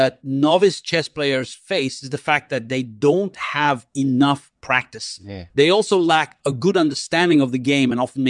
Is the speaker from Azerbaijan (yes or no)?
yes; Baku, Azerbaijan; born there; I was born on December 26th, 1963 in Baku, Azerbaijan, which is now part of the Republic of Azerbaijan.